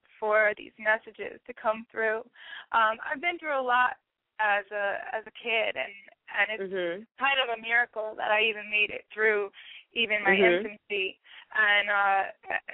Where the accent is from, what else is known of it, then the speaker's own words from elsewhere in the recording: Newark, New Jersey, United States; now in New York, United States; Grew up in Newark, New Jersey, and now I'm in New York.